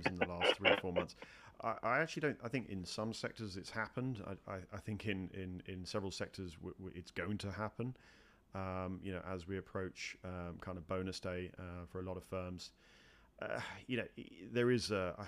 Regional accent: United Kingdom; moved away as an adult; now in United States; my own experiences in the UK and obviously coming over to the US as a Brit

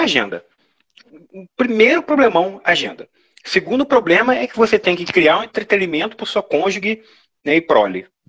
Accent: interior of Rio de Janeiro, Brazil; accent: interior of Rio de Janeiro; com esse sotaque da gente, você pode falar que é interior do Rio de Janeiro

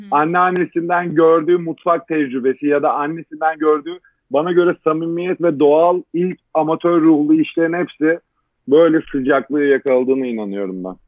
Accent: Istanbul, Turkey; 12 Mart 1989 İstanbul Kadıköy doğumluyum. Ee, çocukluğumu ilkokul dönemi anneannemin bulunduğu anneannemle geçirdim.

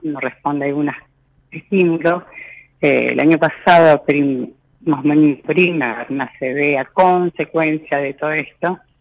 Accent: Rosario, Santa Fe, Argentina; De Rosario

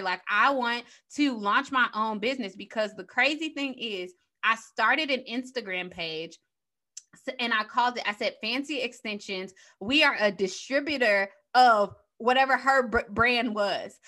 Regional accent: Chicago, Illinois, United States; moved away as an adult; also born or lived in Saint Louis; I'm from Chicago, so transitioning from Chicago to Saint Louis

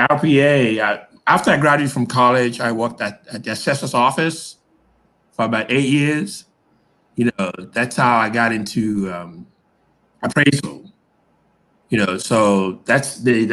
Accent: Liverpool, North West England, United Kingdom; moved away as an adult; also born or lived in Baltimore, Maryland, United States; now in United States; I was born in Baltimore, but I was raised overseas. So I grew up in Liverpool from the age of 3 to 14 and came back to the United States when I was 21

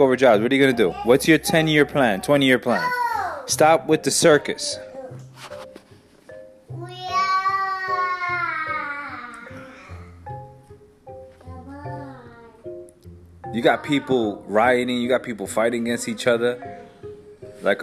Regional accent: New York, United States; I'm from New York

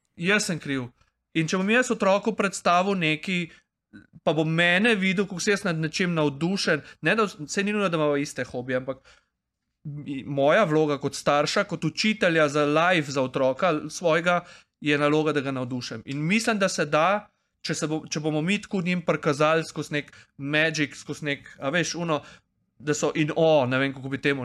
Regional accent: Prekmurje, Slovenia; iz Prek, Mura

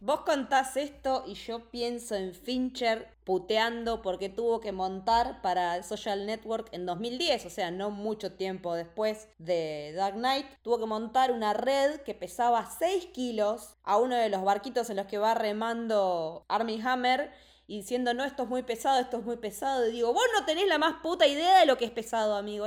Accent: La Plata, Buenos Aires Province, Argentina; yo soy de La Plata

